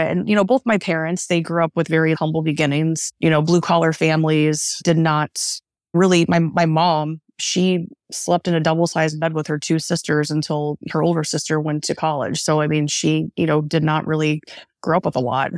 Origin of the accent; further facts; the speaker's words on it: Northeast Ohio, United States; also born or lived in Philadelphia; I grew up in Northeast Ohio